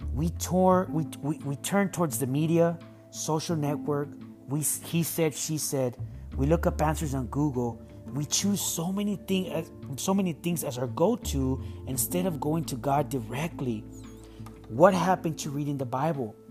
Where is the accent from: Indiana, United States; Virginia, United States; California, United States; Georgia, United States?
California, United States; San Diego; Growing up in San Diego in the 90s was tough, and I did experience racism